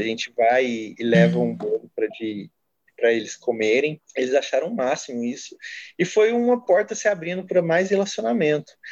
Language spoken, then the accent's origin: Portuguese; Franca, São Paulo, Brazil; eu sou natural de Franca, interior de São Paulo, Nordeste Paulista